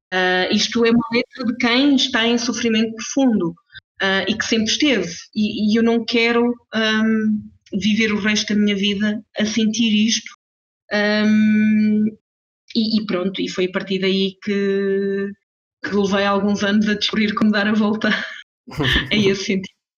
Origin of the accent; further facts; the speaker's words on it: Portugal; moved away as an adult; now in Switzerland; Nasci, cresci e estudei em Portugal